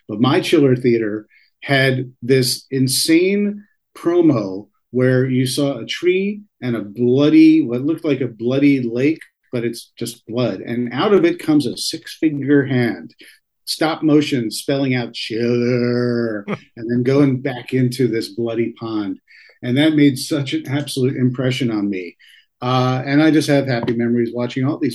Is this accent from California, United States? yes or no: no; the New York area, United States; growing up in the New York area